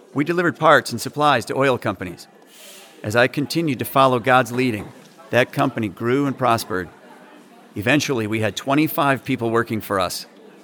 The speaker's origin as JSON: {"language": "English", "town": "Emerado", "region": "North Dakota", "country": "United States", "said": "No, I'm a rancher from Emerado."}